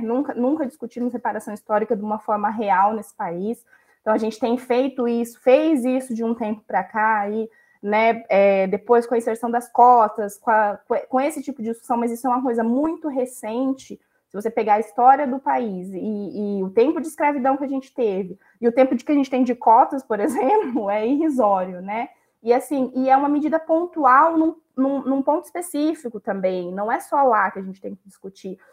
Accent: Brazil; Também somos brasileiros que, que valem a pena aqui nesse país

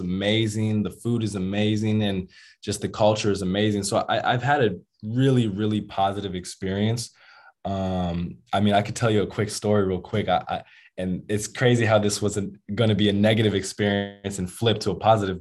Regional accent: United States; moved away as an adult; now in Brazil; I'm from America, so I'm different

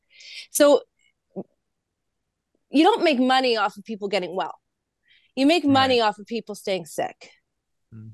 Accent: Vancouver, British Columbia, Canada; I'm from Vancouver.

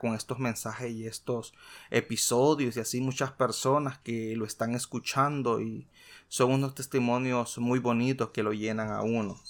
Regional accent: El Salvador; En mi país, como muchos saben, soy de origen salvadoreño.

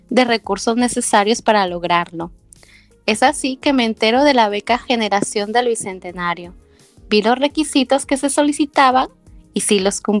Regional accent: La Arena, Piura, Peru; Bueno, yo soy de La Arena, Piura. Estudié en la Universidad Nacional de Piura

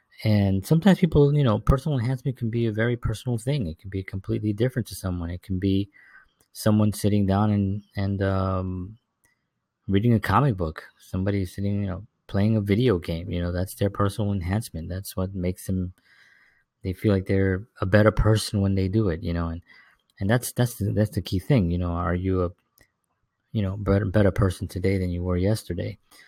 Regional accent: New York City, New York, United States; back in when I was growing up in the South Bronx, there was really very little, it just seemed like survival just seemed to be the only order

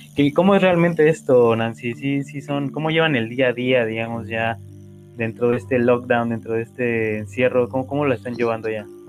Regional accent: Mexico; nosotros como mexicanos

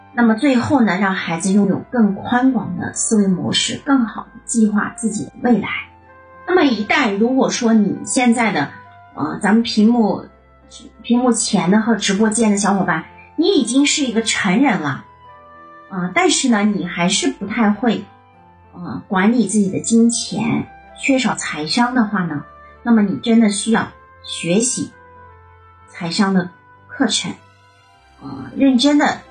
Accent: China; 那我们中国人的话呢，综合能力并不差哈

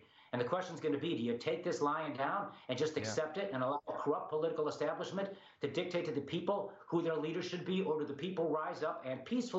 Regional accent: Chicago, Illinois, United States; big Democrat-controlled cities like Chicago, my hometown, Philadelphia

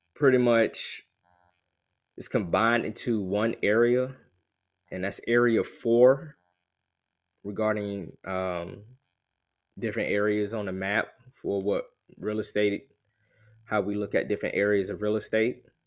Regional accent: Columbia, South Carolina, United States; also born or lived in Elgin, South Carolina; I was born and raised in Columbia, South Carolina

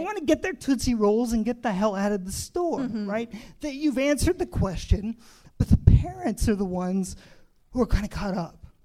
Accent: Indiana, United States; I grew up in Indiana

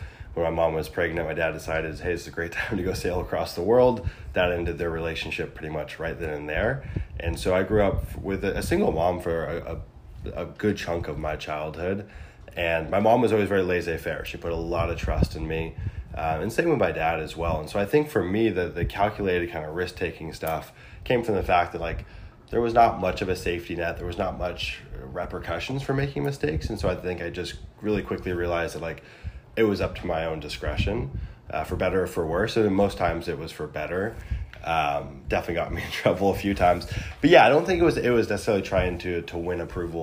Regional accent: Big Sur, California, United States; also born or lived in San Luis Obispo; I grew up in Big Sur, California, so a small town on the Central Coast, super rural setting

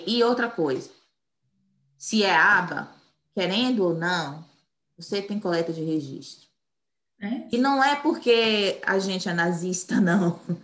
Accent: Bahia, Brazil; moved away as an adult; now in United States; eu sou brasileira, baiana

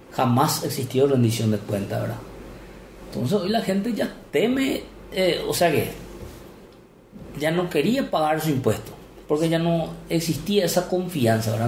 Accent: Salto del Guairá, Canindeyú, Paraguay; also born or lived in Hernandarias; Yo soy nacido en Salto del Guairá

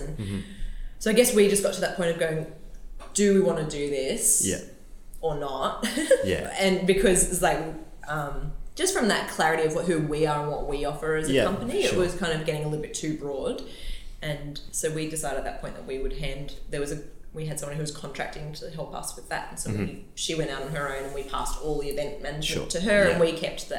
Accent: Newcastle, New South Wales, Australia; also born or lived in Sydney; We were living in Sydney, but I'm from Newcastle. And when we moved back up here

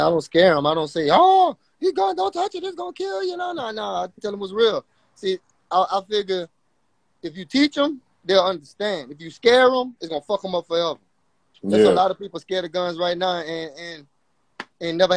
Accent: Louisiana, United States; I'm from Louisiana, man. I was shooting guns when I was like young

